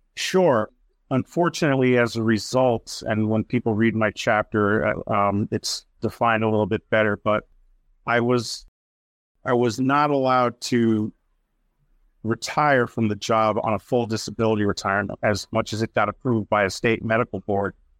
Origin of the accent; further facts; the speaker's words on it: Worcester, Massachusetts, United States; in my hometown of Worcester, Mass.